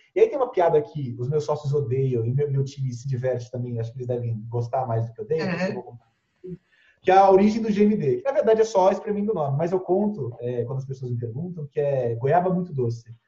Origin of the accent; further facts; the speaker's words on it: Cubatão, São Paulo, Brazil; moved away as an adult; now in São Paulo, Brazil; Eu sou de uma cidade chamada Cubatão, do litoral de São Paulo